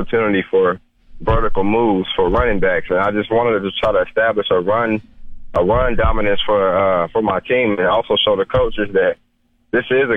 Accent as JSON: {"language": "English", "country": "United States"}